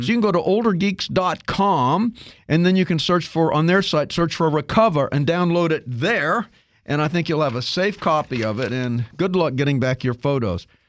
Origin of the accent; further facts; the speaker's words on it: Kansas, United States; I grew up in Kansas